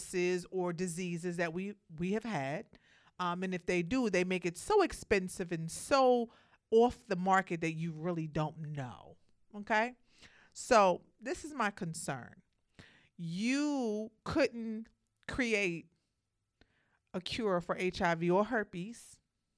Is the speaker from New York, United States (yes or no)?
yes; New York City, New York, United States; I'm from Brooklyn